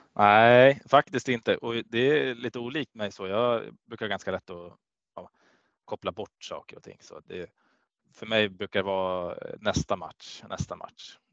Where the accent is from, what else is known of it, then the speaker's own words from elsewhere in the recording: Gävle, Gävleborg County, Sweden; moved away; also born or lived in Kalmar; jag är från Gävle och där är hockey ja, stort